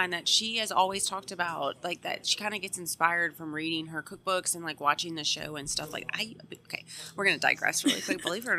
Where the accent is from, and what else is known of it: Louisiana, United States